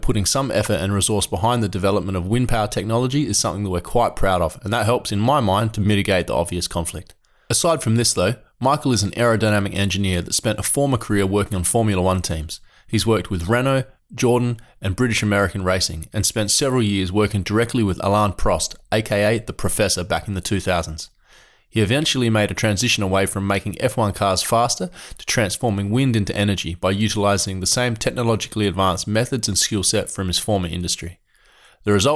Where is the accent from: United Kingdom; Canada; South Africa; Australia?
Australia; Adelaide, South Australia; I'm from Adelaide.